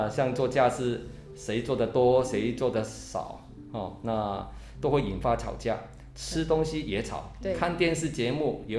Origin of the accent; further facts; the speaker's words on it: Hong Kong; moved away; 其实我是在香港长大哈，我是香港华侨，